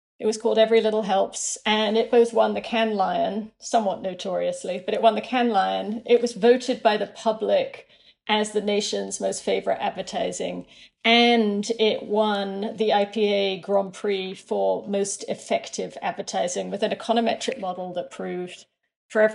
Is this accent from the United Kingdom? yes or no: yes; United Kingdom; moved away as an adult; also born or lived in London; now in Brooklyn, United States; as a British account handler.